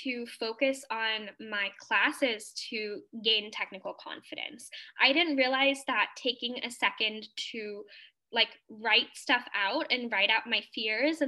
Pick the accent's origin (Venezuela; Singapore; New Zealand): Singapore; moved away as an adult; now in Atlanta, United States; I am a Singaporean Indian international student currently pursuing my master's in aerospace engineering at Georgia Tech in Atlanta, Georgia, in the United States